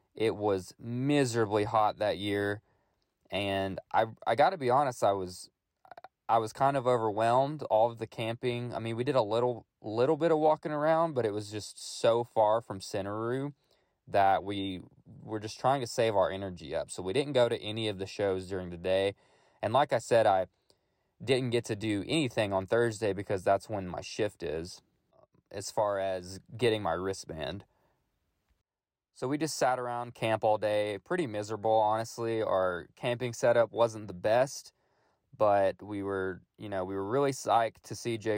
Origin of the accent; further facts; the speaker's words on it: Middle Tennessee, United States; I am born and raised in Middle Tennessee, only about an hour from Manchester